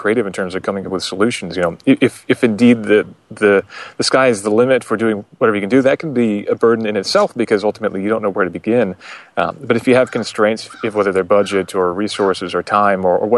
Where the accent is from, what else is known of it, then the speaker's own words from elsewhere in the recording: Vermont, United States; I'm from Vermont